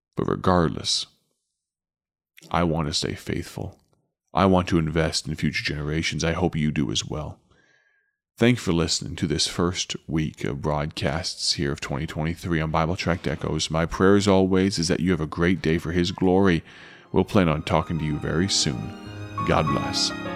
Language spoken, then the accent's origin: English; Chicago, Illinois, United States; back to Chicago and back to my hometown